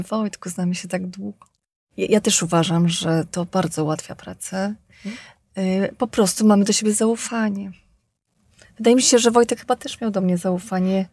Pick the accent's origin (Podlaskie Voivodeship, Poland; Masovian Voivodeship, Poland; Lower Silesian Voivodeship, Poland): Podlaskie Voivodeship, Poland; Mokre; ta moja rodzinna wieś e, Mokre, 10 e, kilometrów od Bieska Podlaskiego.